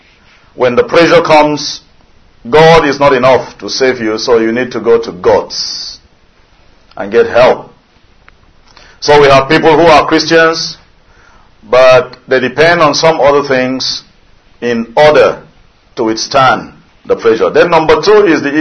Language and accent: English; Nigeria; I'm a Nigerian.